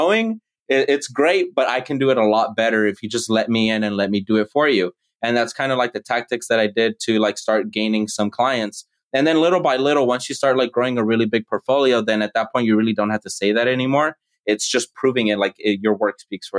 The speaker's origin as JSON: {"language": "English", "country": "United States", "tie": "born or raised there", "said": "I'm the American born child"}